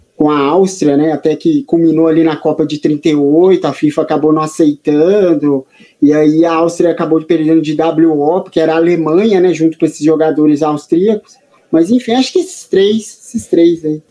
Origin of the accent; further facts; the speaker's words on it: São Paulo, Brazil; aqui na cidade de São Paulo, né? Sou paulistano